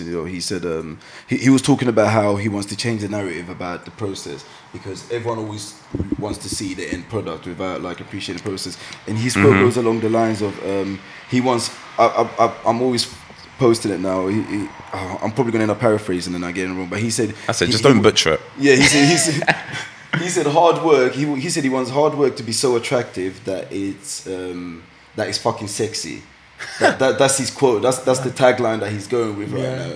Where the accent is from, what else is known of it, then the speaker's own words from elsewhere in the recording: London, United Kingdom; accent: East London; now in Essex, United Kingdom; Being in East London, I just didn't think I sounded proper enough